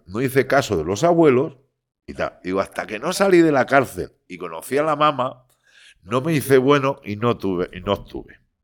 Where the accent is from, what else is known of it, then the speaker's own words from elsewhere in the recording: Barcelona, Catalonia, Spain; soy barcelonés como una cosa mala, pero todos mis estudios, yo pienso en castellano, aparte de que mi padre sea de Burgos y mi madre de Madrid